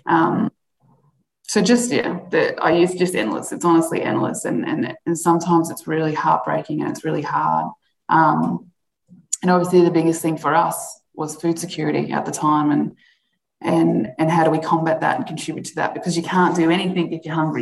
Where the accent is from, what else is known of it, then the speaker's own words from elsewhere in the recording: Alice Springs, Northern Territory, Australia; growing up in Alice Springs